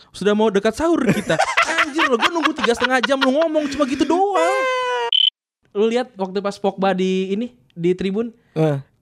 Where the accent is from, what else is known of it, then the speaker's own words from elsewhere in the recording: Bekasi, West Java, Indonesia; Lah iya kapan kita orang Bekasi asli